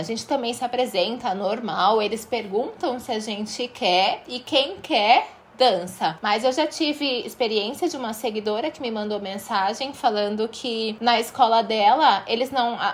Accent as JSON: {"language": "Portuguese", "town": "Santos", "region": "São Paulo", "country": "Brazil", "said": "013 porque eu sou aqui de Santos"}